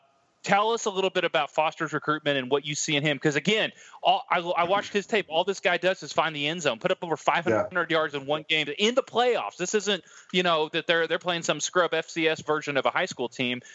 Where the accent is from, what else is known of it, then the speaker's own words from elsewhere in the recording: Iowa, United States; I grew up in Iowa, which is one of the wrestling capitals of the world.